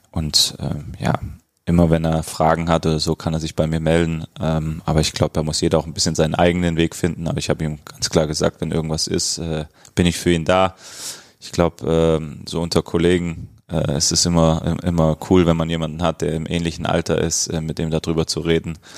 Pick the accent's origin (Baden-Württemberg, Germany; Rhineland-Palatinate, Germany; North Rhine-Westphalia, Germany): Baden-Württemberg, Germany; Stuttgart; also born or lived in Cologne / Eindhoven; now in Berlin, Germany; ich komme aus Stuttgart